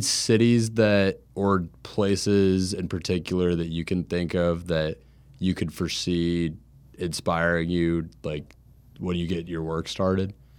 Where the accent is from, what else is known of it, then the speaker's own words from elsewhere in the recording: Jacksonville, Florida, United States; growing up in Jacksonville